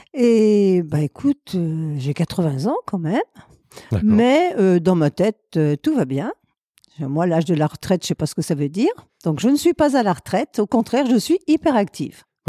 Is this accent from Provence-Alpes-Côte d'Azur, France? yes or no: no; Chambéry, Auvergne-Rhône-Alpes, France; also born or lived in Aix-les-Bains; J'ai perdu ma mère quand j'avais 3 ans, donc j'ai été élevée par euh, deux tantes qui avaient l'âge d'être mes grands-mères, qui étaient les sœurs de mon père, et euh, elles habitaient à Chambéry, donc j'ai été élevée à Chambéry